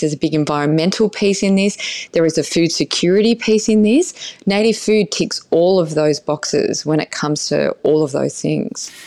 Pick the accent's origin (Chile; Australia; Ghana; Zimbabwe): Australia; our country when we first were colonized